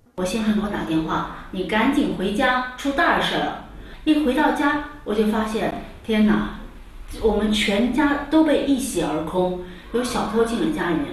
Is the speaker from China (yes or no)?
yes; China; moved away as an adult; now in Padua, Italy; 我们中国人